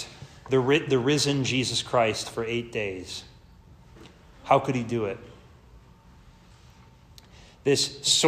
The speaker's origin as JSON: {"language": "English", "region": "Missouri", "country": "United States", "said": "I'm from Missouri in some aspect. Our motto is the show me state"}